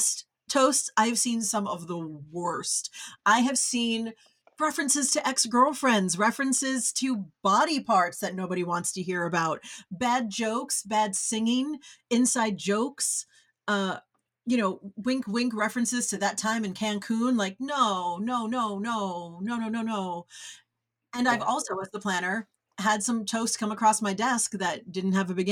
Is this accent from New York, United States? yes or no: yes; New York, United States; now in Los Angeles, United States; I'm from New York